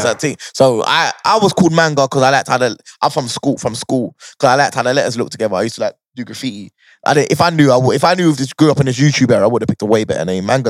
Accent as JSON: {"language": "English", "region": "London", "country": "United Kingdom", "said": "Obviously, I'm from Northwest, so I was away from them lot."}